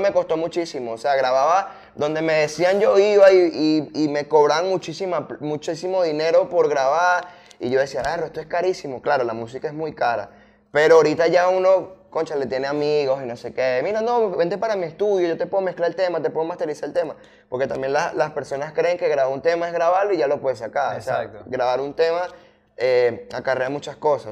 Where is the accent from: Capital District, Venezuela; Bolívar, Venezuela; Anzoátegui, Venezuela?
Bolívar, Venezuela; Puerto Ordaz; moved away as an adult; now in Caracas, Venezuela; yo soy de Puerto Ordaz, ah, ya hace como cuatro años vivo aquí en Caracas, pero yo soy de Puerto Ordaz